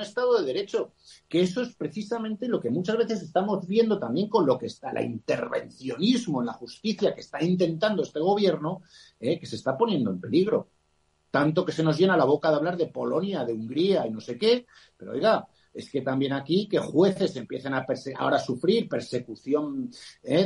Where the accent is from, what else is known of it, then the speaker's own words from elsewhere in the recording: Spain; nosotros somos españoles